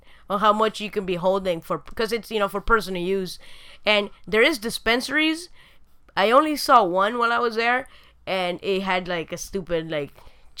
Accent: Argentina; moved away; also born or lived in Uruguay; I was born in Argentina.

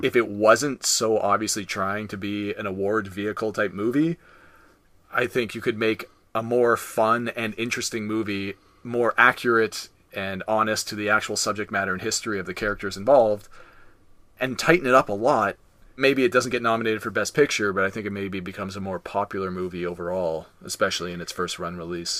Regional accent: Canada; we're Canadian, we learn French.

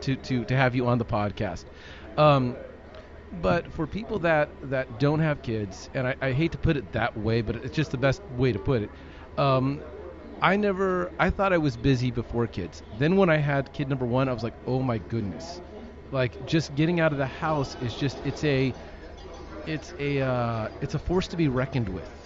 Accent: Long Beach, California, United States; moved away as an adult; also born or lived in Malibu, California; now in Texas, United States; I grew up in the Long Beach area

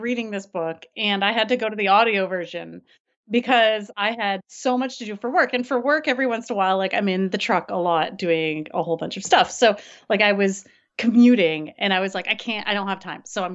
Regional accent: Toronto, Ontario, Canada; moved away; I grew up in Toronto

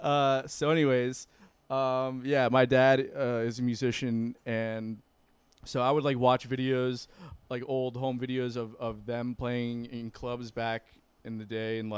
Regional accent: Broward County, Florida, United States; I did not really grow up in Miami. I grew up in Broward, right?

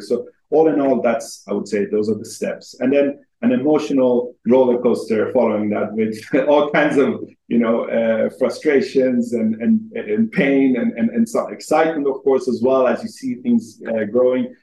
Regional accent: Helsingborg, Skåne, Sweden; moved away as an adult; also born or lived in Iran; now in London, United Kingdom; I am originally Iranian, but I grew up in Sweden since uh, the age of two

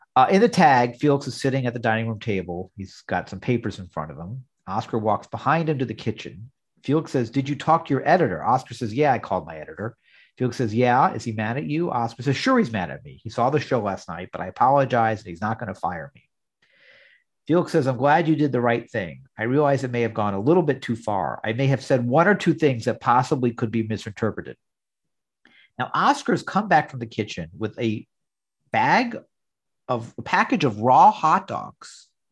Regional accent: New York, United States; growing up in New York in the '70s

